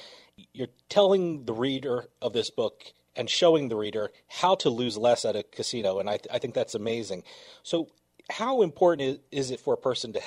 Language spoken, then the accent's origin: English; New Jersey, United States; I'm from New Jersey, so I've been around casinos all my life.